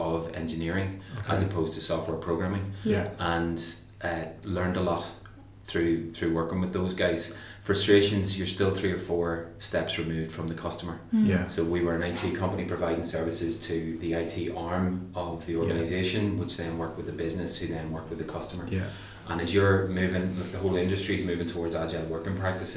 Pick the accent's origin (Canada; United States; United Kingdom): United Kingdom; Newry, Northern Ireland; moved away as an adult; also born or lived in Belfast; I'm from Northern Ireland originally, and I grew up in a place called Newry, just north of the border.